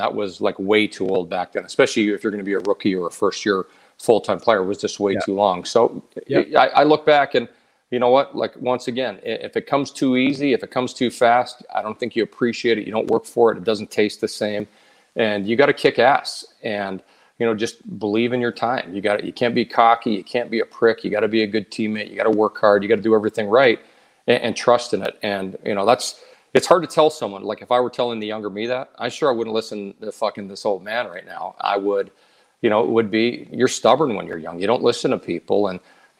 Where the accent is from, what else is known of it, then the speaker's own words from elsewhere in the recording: Edmonton, Alberta, Canada; I got traded to my hometown team